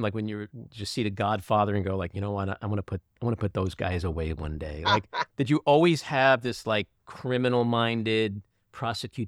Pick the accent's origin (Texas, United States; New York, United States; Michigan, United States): New York, United States; New York City; I grew up in Queens